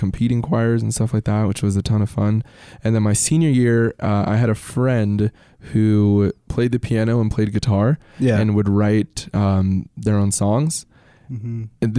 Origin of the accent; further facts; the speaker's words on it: United States; my sister and I were born here in the States